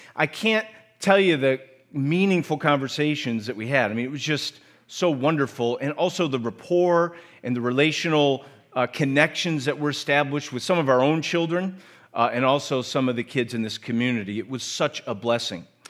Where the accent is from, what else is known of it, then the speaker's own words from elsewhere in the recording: United States; accent: American; my American accent